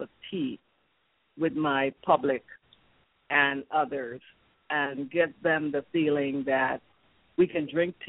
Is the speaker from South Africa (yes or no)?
no; St. Thomas, U.S. Virgin Islands; also born or lived in San Diego, California / Savannah, Georgia; I'm from the Virgin Islands. Grew up here in St. Thomas, particularly